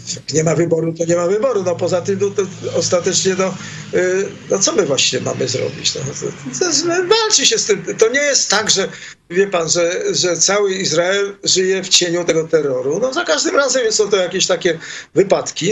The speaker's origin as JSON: {"language": "Polish", "country": "Poland", "tie": "born or raised there", "accent": "Polish", "moved": "as an adult", "lives_now": "Israel", "said": "wyjechałem z Polski mając 21 lat"}